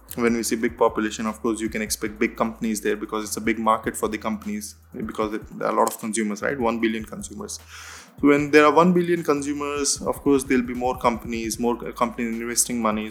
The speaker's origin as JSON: {"language": "English", "country": "India", "moved": "yes", "said": "I come from India"}